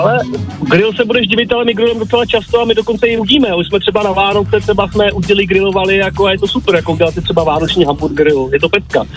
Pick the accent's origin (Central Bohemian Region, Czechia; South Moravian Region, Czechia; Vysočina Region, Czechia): Central Bohemian Region, Czechia; Mělník; Já, když jsem z Mělníka